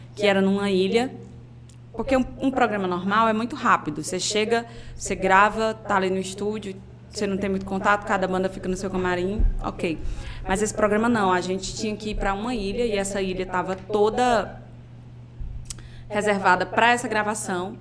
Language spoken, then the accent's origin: Portuguese; Fortaleza, Ceará, Brazil; also born or lived in Paraíba; now in João Pessoa, Brazil; sou de Fortaleza. Sou de um bairro chamado José Walter